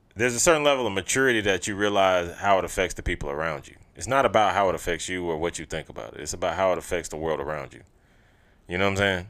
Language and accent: English; Augusta, Georgia, United States; moved away; niggas we grew up with in Augusta